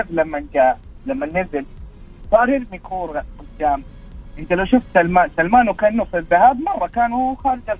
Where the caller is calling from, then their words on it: Jeddah, Makkah Province, Saudi Arabia; من جدة